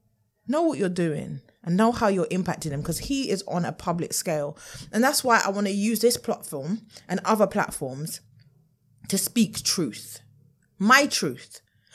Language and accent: English; United Kingdom; Maybe this needed to happen for the light of the world to know what we as Black British people experience.